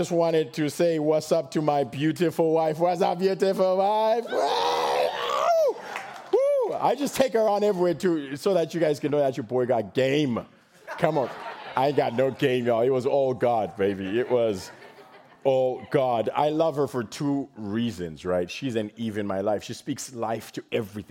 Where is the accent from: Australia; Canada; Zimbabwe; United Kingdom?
Zimbabwe; now in Texas, United States; I was born in Zimbabwe